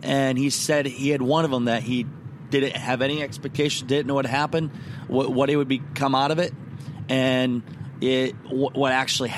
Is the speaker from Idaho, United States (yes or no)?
no; Garnavillo, Iowa, United States; now in Orlando, United States; I am driving from Garnavillo, my hometown